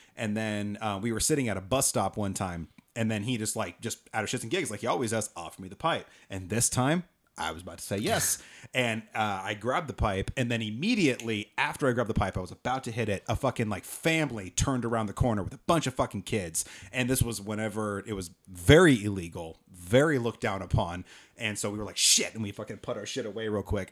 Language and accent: English; Oregon, United States; I'm from Oregon. This isn't a thing. We have gas attendance in Oregon.